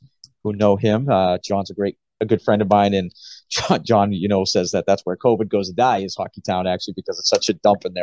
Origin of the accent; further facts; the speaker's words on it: Gloucester, Massachusetts, United States; growing up in Gloucester, you know, there's not a street hockey rink anywhere near Gloucester.